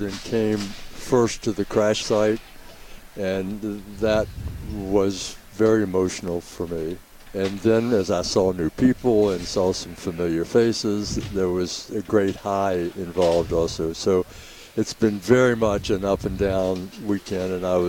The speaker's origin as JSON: {"language": "English", "town": "Charleston", "region": "West Virginia", "country": "United States", "tie": "born or raised there", "moved": "yes", "said": "I grew up in West Virginia, in Charleston"}